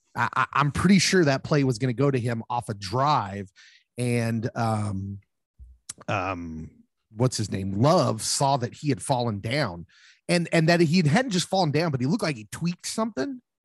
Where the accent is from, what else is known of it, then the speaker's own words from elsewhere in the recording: Lawrence, Kansas, United States; I grew up in Lawrence, of course, and went to, went to school there